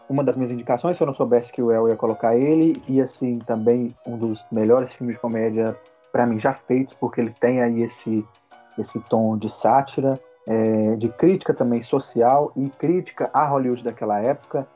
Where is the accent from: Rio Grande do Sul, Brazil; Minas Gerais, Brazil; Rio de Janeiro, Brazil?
Minas Gerais, Brazil; Belo Horizonte; eu sou de BH, Minas Gerais